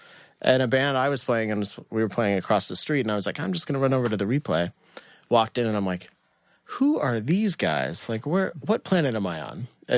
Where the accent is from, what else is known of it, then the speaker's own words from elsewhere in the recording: Kansas, United States; moved away as an adult; now in Brooklyn, United States; Right outside of Kansas City, from the time that I was 2 years of age until I was 27.